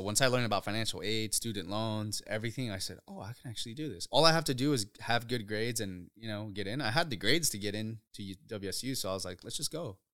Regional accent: Othello, Washington, United States; also born or lived in Uruapan, Michoacán, Mexico; Growing up in Othello

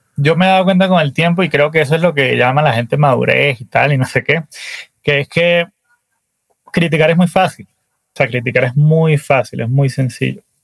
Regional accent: Valencia, Carabobo, Venezuela; moved away as an adult; now in Colombia; yo nací en Valencia, Venezuela

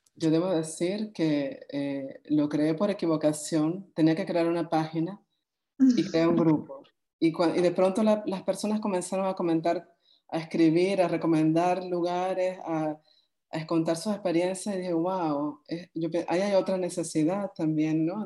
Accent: Venezuela; como lectores venezolanos

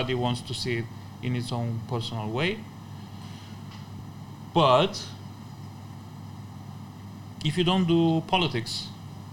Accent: Bucharest, Romania; moved away as an adult; now in China; I lived in the capital, and my house was very close to the government buildings

